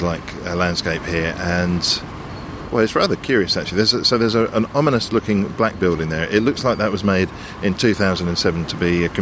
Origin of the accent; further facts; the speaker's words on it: London, United Kingdom; I'm a Londoner, and B, I'm in London